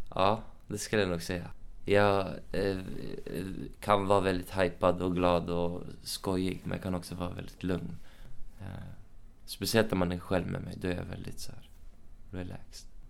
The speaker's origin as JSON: {"language": "Swedish", "town": "Uppsala", "region": "Uppsala County", "country": "Sweden", "tie": "born or raised there", "moved": "yes", "lives_now": "Stockholm, Sweden", "said": "jag är uppväxt i Uppsala, så jag har min familj i Uppsala."}